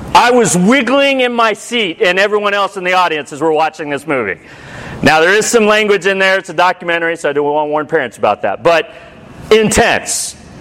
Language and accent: English; United States; I'm a disciple who's American.